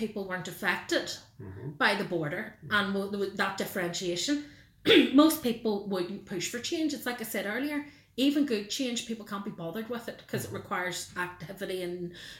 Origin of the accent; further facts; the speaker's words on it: Northern Ireland, United Kingdom; I was born in Northern Ireland. I am proud of my British and Irish identity. I feel enriched by having both.